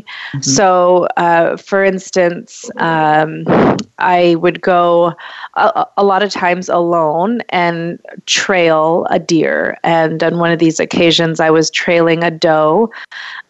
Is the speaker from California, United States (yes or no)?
no; Western Washington, United States; I grew up in Western Washington